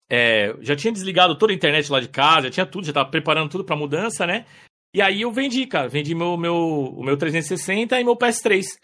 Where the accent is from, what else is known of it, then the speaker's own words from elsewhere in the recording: São Paulo, Brazil; also born or lived in Paraná; Eu, na verdade, assim, eu sou nascido no Paraná, né? Nasci no Paraná com 5 anos, eu me mudei pra São Paulo e fui criado ali em São Paulo, ali, na, na zona leste, ali, extremo leste, ali, Vila Itaim e tal.